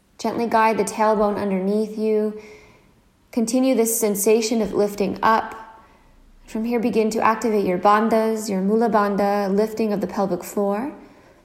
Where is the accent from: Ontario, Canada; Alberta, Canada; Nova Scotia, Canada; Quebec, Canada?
Nova Scotia, Canada; now in Copenhagen, Denmark; I'm currently living in Copenhagen, Denmark, but I'm originally from Nova Scotia, Canada.